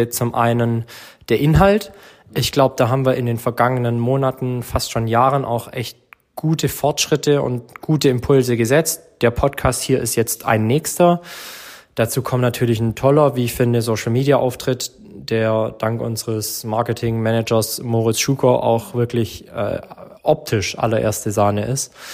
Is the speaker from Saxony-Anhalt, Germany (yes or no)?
no; Herrenberg, Baden-Württemberg, Germany; ich bin jetzt seit 2018 wieder in Herrenberg und davor bin ich 22 Jahre in Herrenberg geboren und aufgewachsen